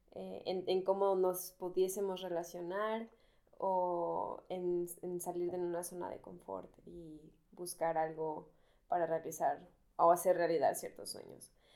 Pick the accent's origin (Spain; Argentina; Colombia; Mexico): Mexico; moved away as an adult; now in Berlin, Germany; Yo soy mexicana